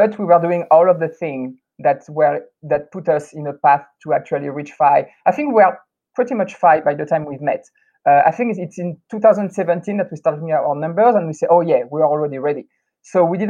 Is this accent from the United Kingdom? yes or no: no; France; moved away as an adult; also born or lived in United States / California; now in Taiwan; growing up in France